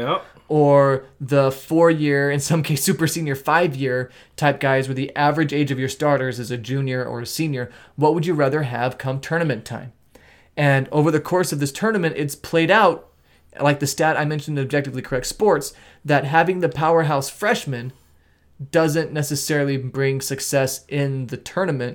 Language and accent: English; Nevada, United States; we grew up in Nevada.